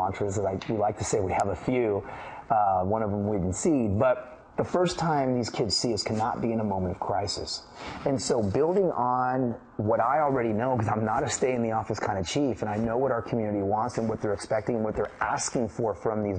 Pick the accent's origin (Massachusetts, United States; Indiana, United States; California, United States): California, United States; the Bay Area; moved away as an adult; also born or lived in San Jose; now in Dallas, United States; Growing up in the Bay Area and being a Cowboy fan in the backyard of the 49ers